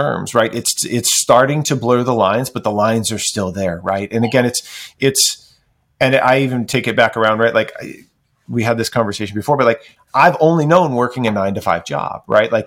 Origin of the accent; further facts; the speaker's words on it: Midwest, United States; moved away as an adult; now in Oregon, United States; I grew up in the Midwest